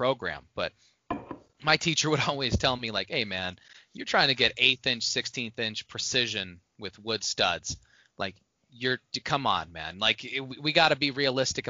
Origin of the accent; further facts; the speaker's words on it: Indiana, United States; moved away; when I was growing up in Indiana